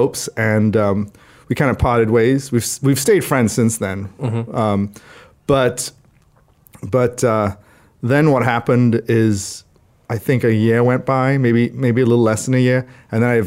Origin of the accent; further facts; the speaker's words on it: Trinidad & Tobago; moved away; I grew up in Trinidad, in the Caribbean